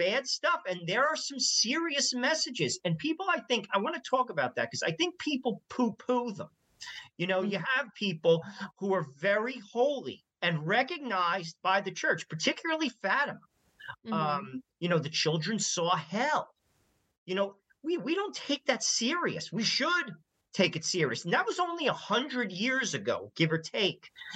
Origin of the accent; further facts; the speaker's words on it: New Jersey, United States; I'm from New Jersey.